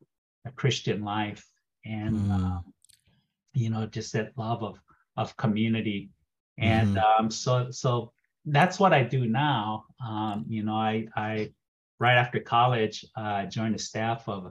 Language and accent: English; Pearl City, Hawaii, United States; now in Arcata, United States; born and raised in Hawaii.